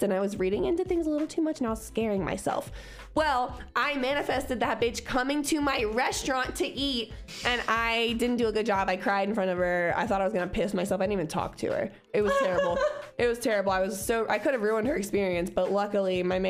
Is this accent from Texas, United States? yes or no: no; Cincinnati, Ohio, United States; I'm from Cincinnati.